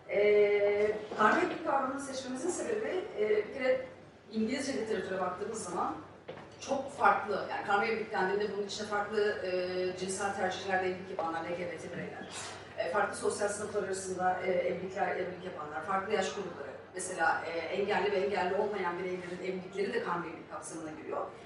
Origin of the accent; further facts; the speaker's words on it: Büyükada, Istanbul, Turkey; E, ben Büyükada'da büyüdüm.